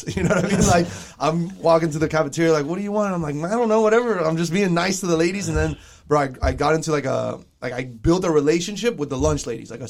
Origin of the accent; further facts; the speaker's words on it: Doral, Florida, United States; also born or lived in South Miami; It was just crazy for me because I was coming from Doral. And obviously my parents get divorced. And then I end up South Miami, different home. We moved. And I just go to a brand new school, Sunset Elementary.